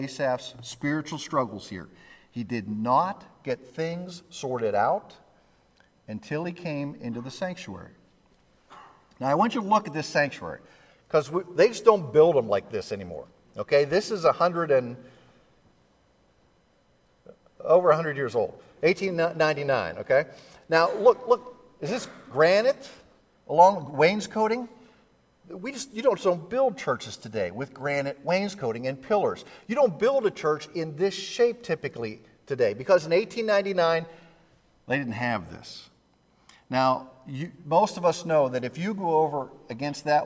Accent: Pittsburgh, Pennsylvania, United States; now I'm from Pittsburgh

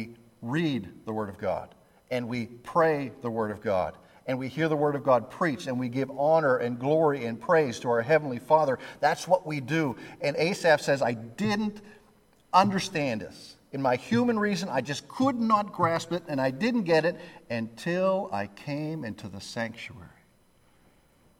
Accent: Pittsburgh, Pennsylvania, United States; now I'm from Pittsburgh

